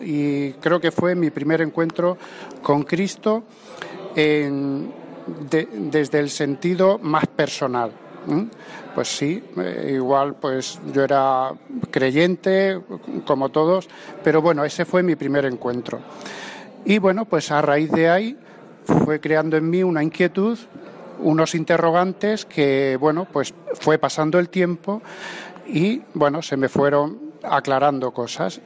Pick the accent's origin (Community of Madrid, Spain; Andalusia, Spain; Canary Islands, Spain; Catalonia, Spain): Andalusia, Spain; Vélez-Rubio; en mi pueblo, yo soy de Vélez Rubio